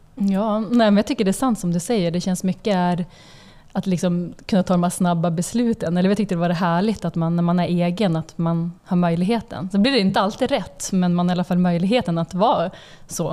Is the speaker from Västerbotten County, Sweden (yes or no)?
yes; Umeå, Västerbotten County, Sweden; now in Stockholm, Sweden; Alltså vi är från Umeå båda två, uppvuxna där.